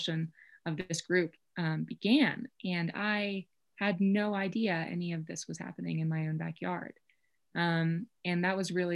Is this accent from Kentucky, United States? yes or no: yes; Kentucky, United States; moved away as an adult; now in Colorado, United States; I'm from Kentucky, so I think That's just how I learned to say it. I grew up in the Appalachian Mountains